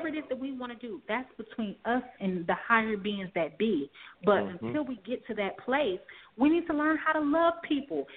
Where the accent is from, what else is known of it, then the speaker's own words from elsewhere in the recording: Gary, Indiana, United States; my hometown of Gary, Indiana.